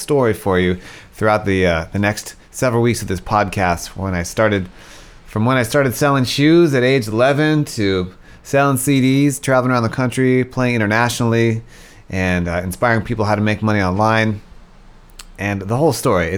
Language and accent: English; South Africa; I was born in South Africa